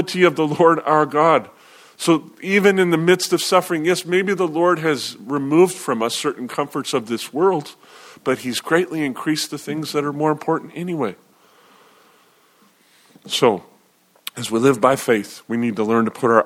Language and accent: English; United States; especially as American believers